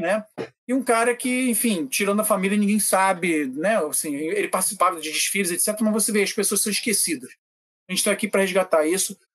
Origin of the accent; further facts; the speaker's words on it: Prague, Czechia; moved away; na minha cidade natal, em Praga